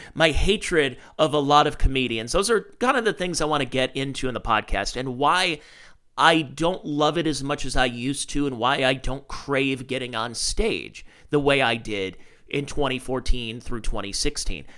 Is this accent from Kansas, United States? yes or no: no; Cleveland, Ohio, United States; I'm from Cleveland, Ohio.